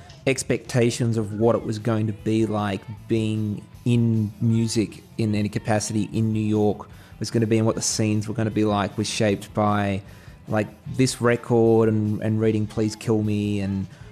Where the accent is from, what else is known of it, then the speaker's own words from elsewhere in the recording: Australia; I'm Australian